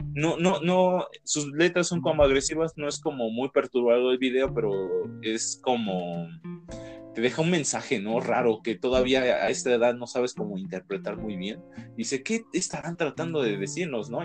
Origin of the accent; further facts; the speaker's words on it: Mexico; somos mexicanos